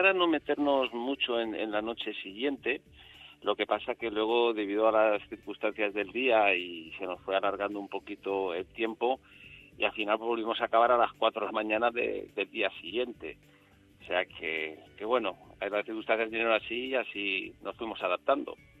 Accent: Enguera, Valencian Community, Spain; mi población, yo soy de Enguera

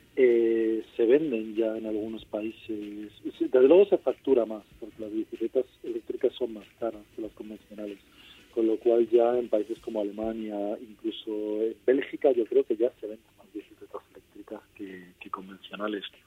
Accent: Madrid, Community of Madrid, Spain; Yo aparte soy de Madrid

